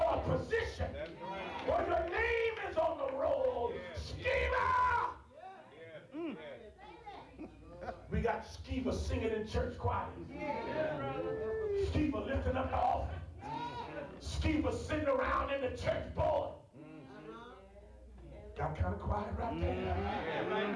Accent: Dayton, Ohio, United States; I grew up in Ohio, Dayton, Ohio

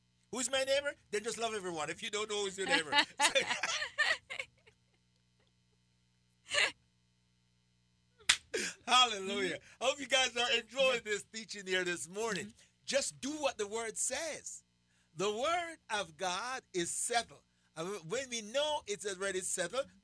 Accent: Jamaica; accent: Jamaican; I still have my Jamaican accent

